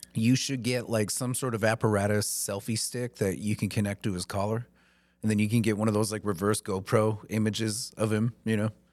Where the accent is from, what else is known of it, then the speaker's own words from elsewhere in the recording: the South, United States; now in Maine, United States; I grew up in the South